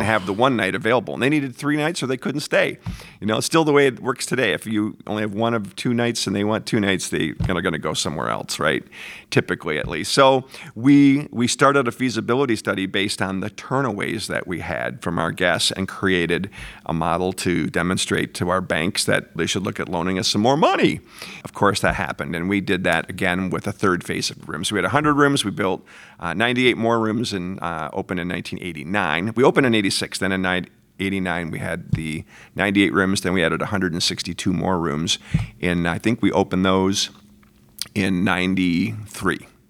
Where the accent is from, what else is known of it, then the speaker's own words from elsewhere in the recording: Frankenmuth, Michigan, United States; born and raised in Frankenmuth, Michigan